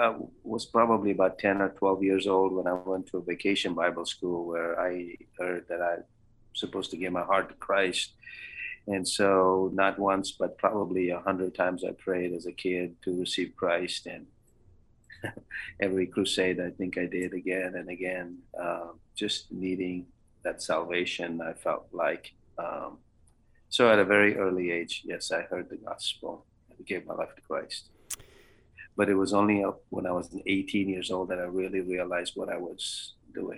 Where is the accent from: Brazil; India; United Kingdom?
India; Bangalore, Karnataka; also born or lived in Canada / Louisiana / Iowa City, Iowa / Kentucky; now in Springfield, Kentucky, United States; I grew up in the great metropolitan city of Bangalore, or Bengaluru